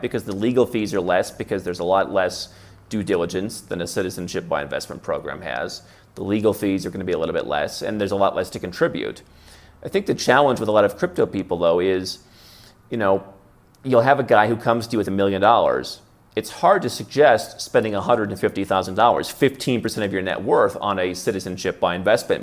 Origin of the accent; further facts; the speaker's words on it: Midwest, United States; moved away; I grew up in the Midwest in a very Protestant family.